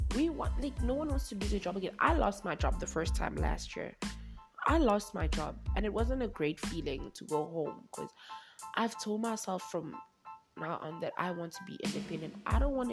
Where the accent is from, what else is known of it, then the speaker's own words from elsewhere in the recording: Durban, KwaZulu-Natal, South Africa; moved away as an adult; now in Johannesburg, South Africa; I'm from Durban. I'm from warmer pastures. I'm from the coast. So this is my first winter that I've experienced here in Johannesburg